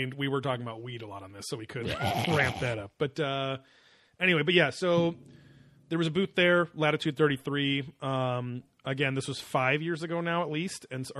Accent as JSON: {"language": "English", "area": "Orange County", "region": "California", "country": "United States", "said": "we're from Orange County. We live, you know, 5 miles from there."}